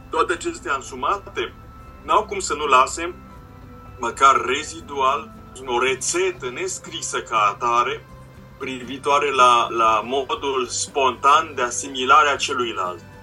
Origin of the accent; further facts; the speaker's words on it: Romania; suntem români, am făcut studii în Occident